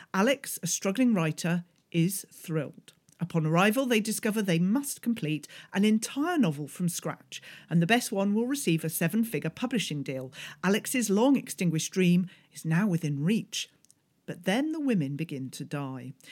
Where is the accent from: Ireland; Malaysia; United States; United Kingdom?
United Kingdom; being British